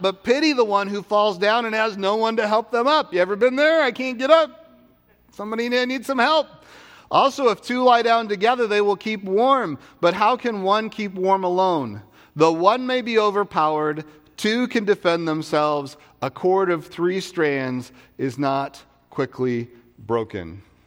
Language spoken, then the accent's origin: English; Vancouver, Washington, United States; I grew up in Vancouver, Washington